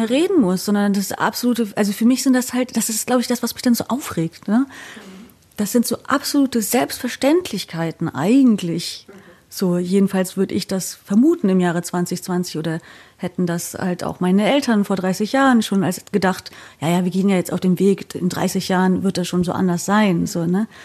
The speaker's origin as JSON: {"language": "German", "region": "East Germany", "country": "Germany", "said": "und dann habe ich halt erzählt, ja, ich komme halt quasi aus dem Osten, da war das irgendwie anders geregelt."}